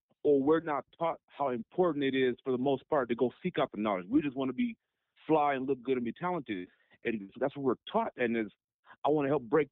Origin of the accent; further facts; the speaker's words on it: Long Beach, California, United States; I'm from Long Beach, California. I'm from Long Beach, LBC, City by the Sea. I'm from there